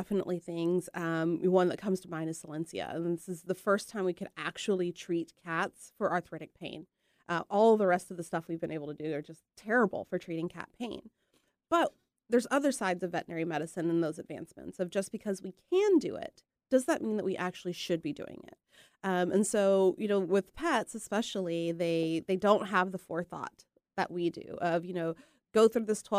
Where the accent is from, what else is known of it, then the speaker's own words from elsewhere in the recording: Texas, United States; moved away as an adult; also born or lived in Cleveland, Ohio / New Mexico; now in Boring, Oregon, United States; Grew up in Texas. Went to vet school in Texas